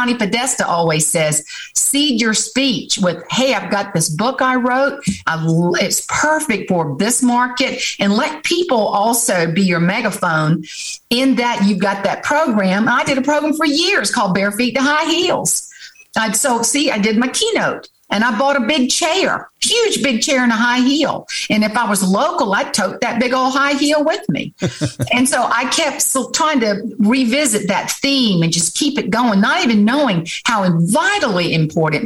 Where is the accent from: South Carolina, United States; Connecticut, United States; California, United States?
South Carolina, United States; Johns Island; John's Island, where I grew up, my daddy's farm